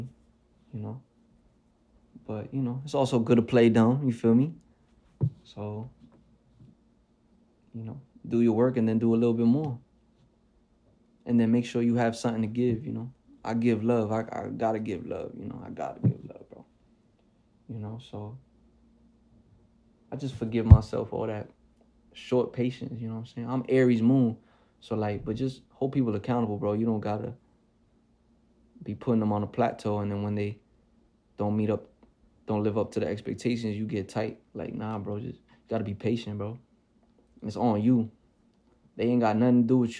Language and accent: English; New York City, New York, United States; I'm still from the Bronx, New York